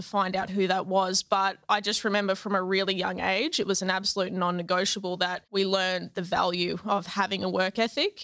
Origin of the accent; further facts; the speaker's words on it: Toowoomba, Queensland, Australia; I grew up in Toowoomba